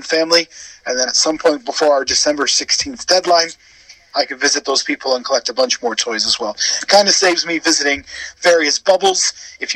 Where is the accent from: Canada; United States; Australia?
Canada; moved away as an adult; now in Wales, United Kingdom; I was born in Wales, but I grew up in Canada and then moved back to Wales in my adulthood. So I am a Welsh Canadian